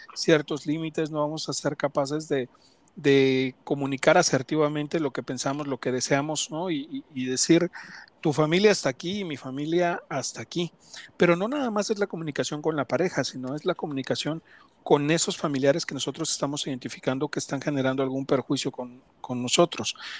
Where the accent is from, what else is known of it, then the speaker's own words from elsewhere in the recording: Ecatepec, State of Mexico, Mexico; soy de Catepec